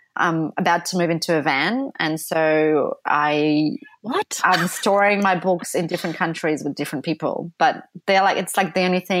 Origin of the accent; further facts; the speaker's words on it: Poland; English is a second language; now in London, United Kingdom; We're both from Poland, so it was just really fun way to see all different countries and spend time outdoors.